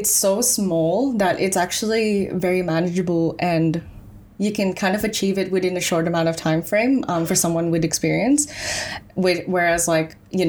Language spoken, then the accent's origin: English; Philippines; also born or lived in Melbourne; now in Australia; I was born and raised in the Philippines. Then I moved to Australia in 2009.